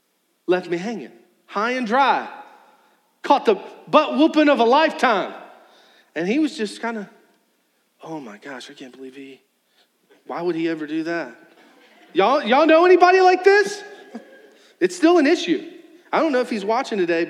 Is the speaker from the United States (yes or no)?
yes; Charles City, United States; Me and my brother, we grew up in Charles City.